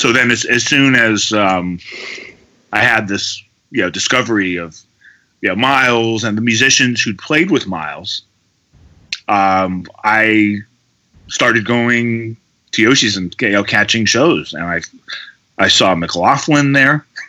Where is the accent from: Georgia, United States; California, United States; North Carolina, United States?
California, United States; Berkeley; I grew up near the Berkeley Oakland border